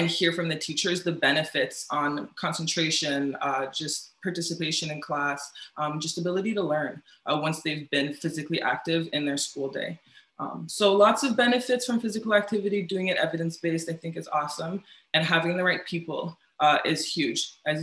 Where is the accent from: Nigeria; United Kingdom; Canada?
Canada; Ontario; Yeah, I'm from Ottawa, Kingston, Toronto, moved around a lot growing up.